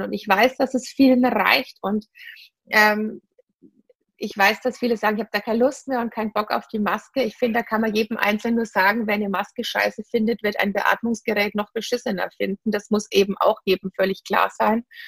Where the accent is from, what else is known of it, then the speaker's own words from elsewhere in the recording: Bavaria / Franconia, Germany; Bayerin oder Fränkin